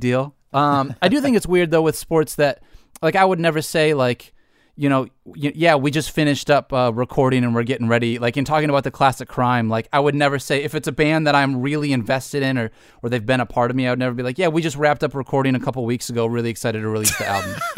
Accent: Detroit, Michigan, United States; I I grew up in Michigan, Detroit sports fan through and through.

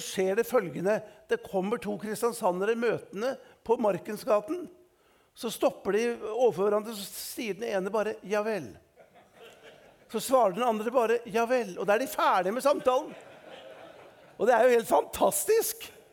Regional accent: Eastern Norway, Norway; som østlending

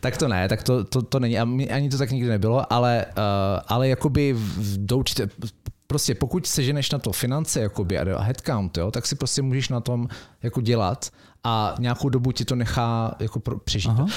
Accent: Brno, South Moravian Region, Czechia; moved away; also born or lived in Mountain View; já jsem z Brna

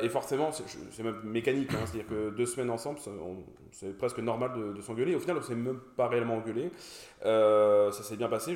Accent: Brest, Brittany, France; also born or lived in Paris; now in Toulouse, France; je suis toulousain depuis 2019, euh, brestois d'origine.

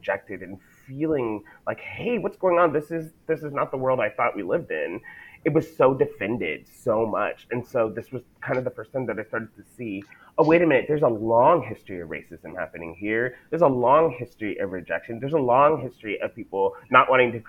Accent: El Paso, Texas, United States; I'm originally from El Paso, Texas, in the United States

